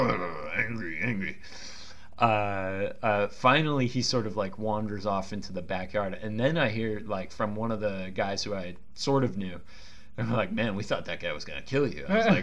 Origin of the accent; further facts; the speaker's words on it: Bay Area, California, United States; I grew up, you know, I grew up in the Bay Area